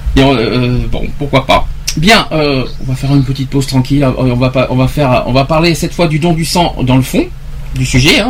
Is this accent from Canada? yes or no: no; France; chez nous, en France